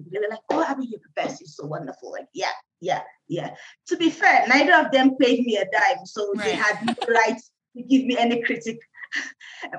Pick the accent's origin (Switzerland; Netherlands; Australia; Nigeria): Nigeria; now in Kenya; I'm Nigerian, yeah. I'm in Kenya